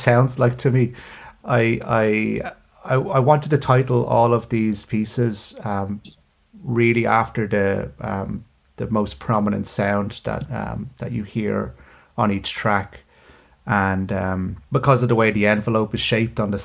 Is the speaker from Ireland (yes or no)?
yes; Dublin, Leinster, Ireland; also born or lived in London / Paris / Birmingham; I was born in Dublin, I grew up in Dublin, then spent a few years in London